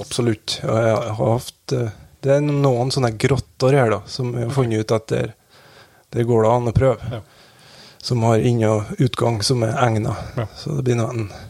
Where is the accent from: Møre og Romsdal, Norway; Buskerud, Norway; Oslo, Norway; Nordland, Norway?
Nordland, Norway; Velfjord; jeg vokste opp i Vassbøg, det som er en sånn sidevei av ja, sideveien